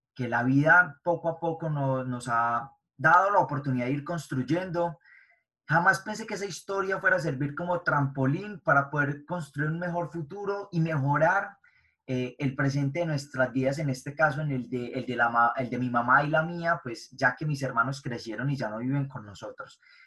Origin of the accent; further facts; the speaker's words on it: Medellín, Antioquia, Colombia; nací en Medellín, Colombia, eh, nací y me crié en un barrio de bajos recursos